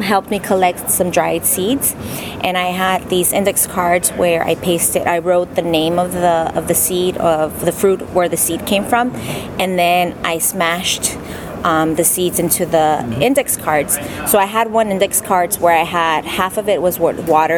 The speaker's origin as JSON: {"language": "English", "town": "Compton", "region": "California", "country": "United States", "tie": "born or raised there", "also_born_or_lived": "Torrance, California", "said": "I was born in Torrance, California, but originally I grew up in Compton, California."}